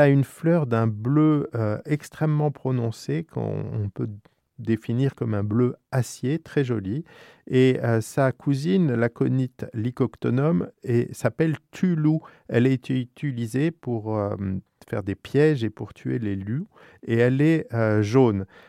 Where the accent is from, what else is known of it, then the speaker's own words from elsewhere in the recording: France; chez nous, en France